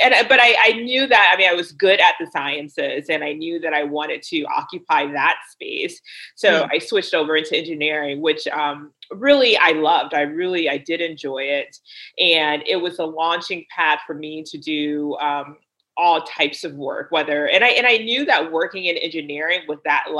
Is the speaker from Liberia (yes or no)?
yes; Liberia; also born or lived in United States; I mean, I was born here in the States, but I did live in Liberia for about 8 years, I would say.